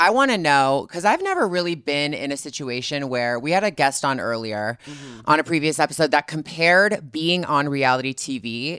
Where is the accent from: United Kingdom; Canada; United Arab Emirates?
Canada; moved away; also born or lived in Los Angeles; being Canadian